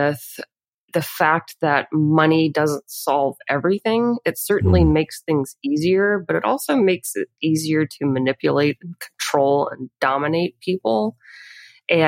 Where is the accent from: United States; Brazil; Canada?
United States; Bible Belt, Louisiana; grow up behind a family bar and to live in the swamp and, you know, kind of have that perspective of growing up in the Bible Belt